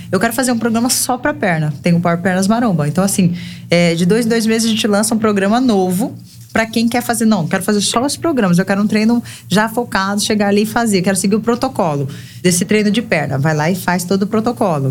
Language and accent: Portuguese; Cáceres, Mato Grosso, Brazil; moved away as an adult; now in João Pessoa, Brazil; a gente veio de Cáceres, né? Nossa cidade é uma cidade extremamente acolhedora e pequena